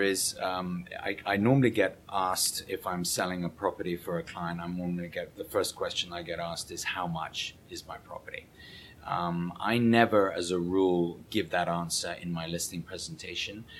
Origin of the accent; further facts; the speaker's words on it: England, United Kingdom; moved away as an adult; now in New York, United States; being an Englishman